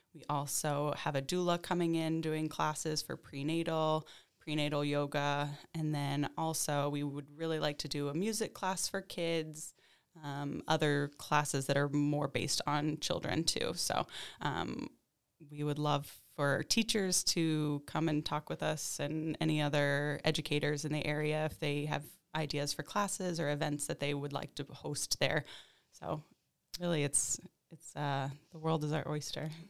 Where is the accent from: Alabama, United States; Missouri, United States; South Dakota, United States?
Missouri, United States; Kansas City; moved away as an adult; also born or lived in Albany; now in Glens Falls, United States; I grew up in the Midwest in Kansas City